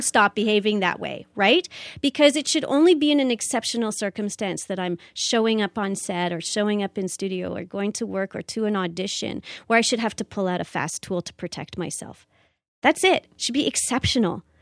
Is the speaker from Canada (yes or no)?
yes; Canada; I'm a Canadian actor and I live here in Canada.